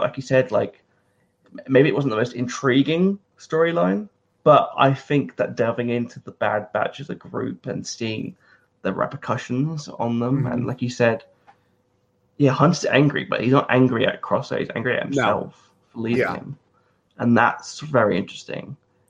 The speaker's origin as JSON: {"language": "English", "country": "United States", "said": "7.5. Okay. I'm American."}